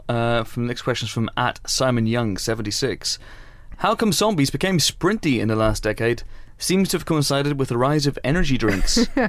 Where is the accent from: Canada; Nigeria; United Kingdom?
United Kingdom; Northern Irish, Northern Ireland; It's a diplomatic way of saying we're Northern Irish.